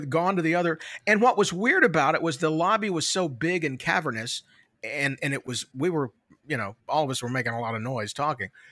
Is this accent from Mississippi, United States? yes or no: yes; Tupelo, Mississippi, United States; I'm standing in my hometown in Tupelo